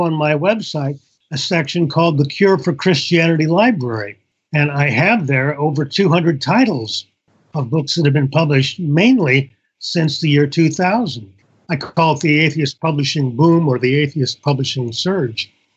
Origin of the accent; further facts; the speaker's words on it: Indiana, United States; when I grew up in Indiana